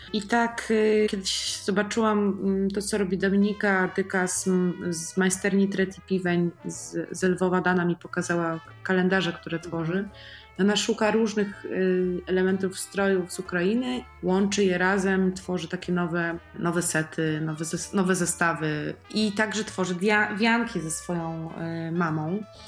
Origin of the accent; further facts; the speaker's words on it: Poland; z różnych regionów Polski, z naszych regionów, z których z których my pochodzimy